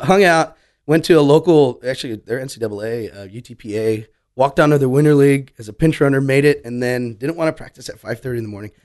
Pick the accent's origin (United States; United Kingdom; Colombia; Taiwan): United States; South Padre Island, Texas; growing up in South Padre Island, going back to that, you're growing up on a resort